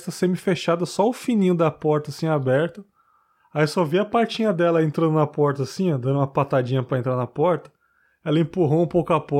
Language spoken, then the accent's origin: Portuguese; Praia Grande, São Paulo, Brazil; sou de Praia Grande, no litoral de São Paulo.